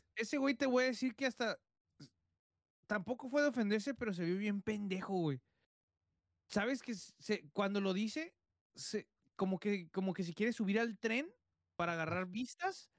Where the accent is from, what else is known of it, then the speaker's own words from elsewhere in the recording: Guadalajara, Jalisco, Mexico; moved away; also born or lived in Tijuana; soy de Guadalajara, pero viví en Tijuana